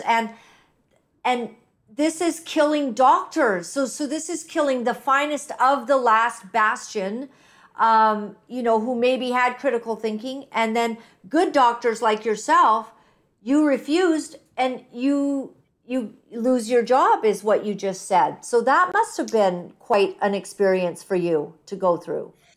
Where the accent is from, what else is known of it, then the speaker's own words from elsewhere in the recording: United States; moved away; being American